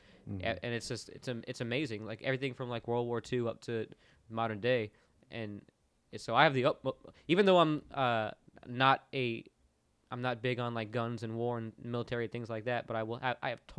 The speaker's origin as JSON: {"language": "English", "town": "Orlando", "region": "Florida", "country": "United States", "tie": "born or raised there", "moved": "yes", "lives_now": "Nashville, United States", "said": "I grew up in Orlando where there was a Navy base"}